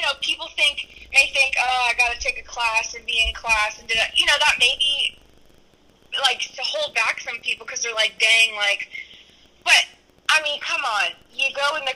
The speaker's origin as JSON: {"language": "English", "region": "North Carolina", "country": "United States", "said": "we're from North Carolina"}